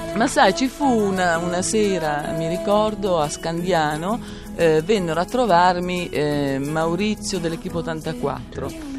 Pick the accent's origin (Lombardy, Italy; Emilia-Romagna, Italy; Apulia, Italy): Emilia-Romagna, Italy; Modena area; moved away; io sono nata a Modena, poi ho vissuto in un paesino nascosto vicino a Magretta